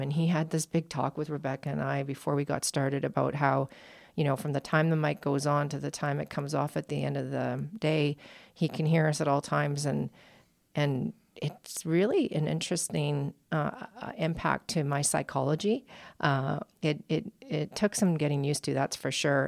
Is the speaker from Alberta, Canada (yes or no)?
yes; Alberta, Canada; now in United States; as a Canadian and an Albertan, uh, p, former Albertan.